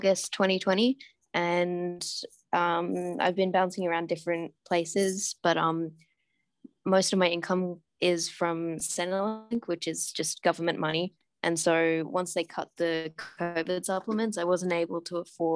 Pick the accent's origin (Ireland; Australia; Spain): Australia; also born or lived in Hanoi, Vietnam; I'm from Australia